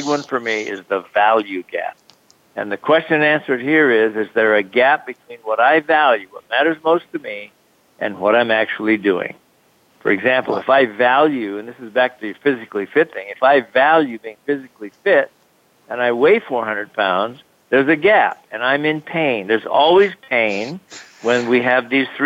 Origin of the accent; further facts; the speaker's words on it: Honolulu, Hawaii, United States; moved away as an adult; also born or lived in Salt Lake City, Utah; I grew up in Honolulu, Hawaii, spent my first 18 years there